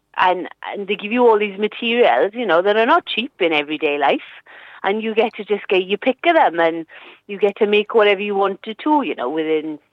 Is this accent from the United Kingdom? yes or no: yes; Treorchy, Wales, United Kingdom; now in Aberdare, United Kingdom; I grew up in Truebert. All my family from Truebert, and I went to a Trokey comp